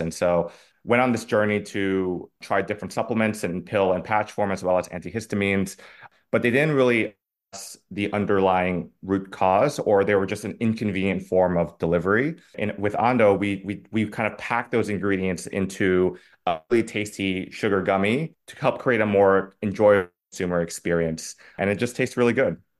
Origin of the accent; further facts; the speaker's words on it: Singapore; moved away as an adult; now in New York City, United States; I grew up in Singapore, so predominantly Asian, East Asian community